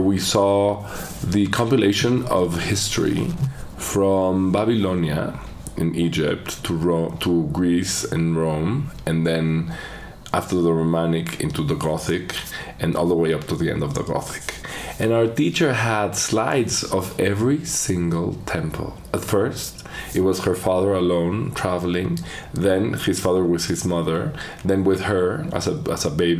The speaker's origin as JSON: {"language": "English", "region": "Mexico City", "country": "Mexico", "tie": "born or raised there", "said": "I was born here in Mexico City."}